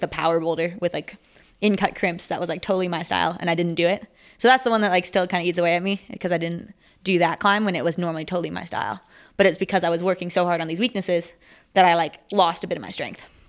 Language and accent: English; Minnesota, United States; now in Salt Lake City, United States; I live in Salt Lake City, Utah. I'm actually from Minnesota, though